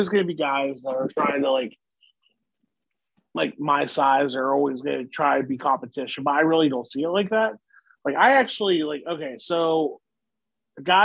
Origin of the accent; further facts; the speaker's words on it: Wheeling, West Virginia, United States; Wheeling, West Virginia, my hometown